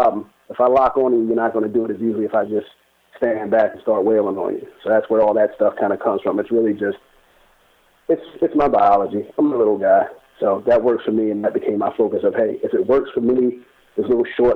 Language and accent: English; Baltimore, Maryland, United States; where I'm from, like I'm from Baltimore, I grew up in one area that wasn't really the greatest area in town